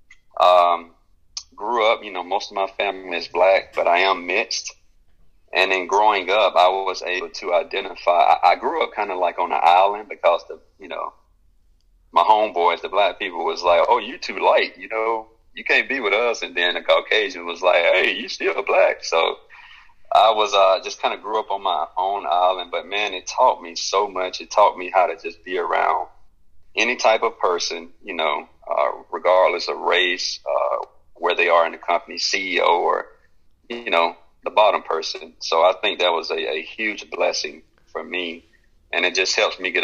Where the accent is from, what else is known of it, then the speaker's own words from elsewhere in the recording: Birmingham, Alabama, United States; born and raised in Birmingham, Alabama